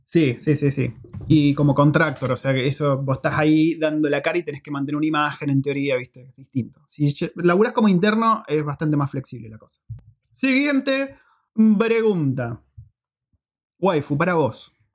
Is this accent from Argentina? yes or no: yes; Argentina; moved away as an adult; now in New Zealand; nos fuimos de Argentina por, eh, porque veíamos que no había futuro